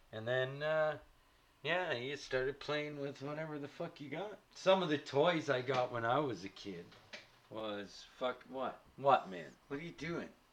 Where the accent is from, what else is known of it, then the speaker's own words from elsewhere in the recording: Canada; As a Canadian